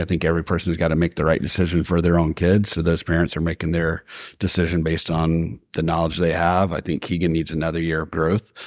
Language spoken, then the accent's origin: English; Athens, Georgia, United States; now in Marietta, United States; I grew up in Athens, Georgia.